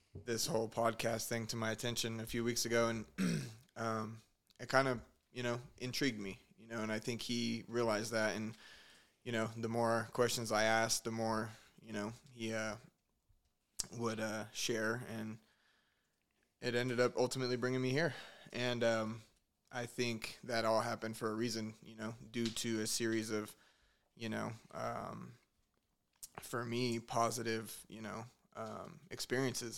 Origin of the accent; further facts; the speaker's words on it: Stockton, California, United States; moved away as an adult; I'm from Stockton, California. I moved out here in about 2012, end of 2012.